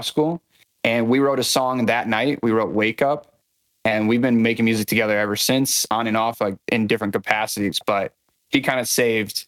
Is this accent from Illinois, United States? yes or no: yes; Morris, Illinois, United States; moved away as an adult; also born or lived in Naperville, Illinois; now in Chicago, United States; I'm from a smaller town in Illinois called Morris, but I just moved to Chicago in the last year